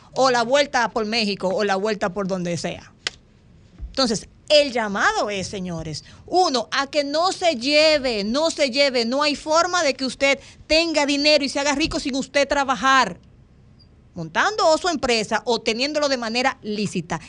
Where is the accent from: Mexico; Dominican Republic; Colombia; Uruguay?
Dominican Republic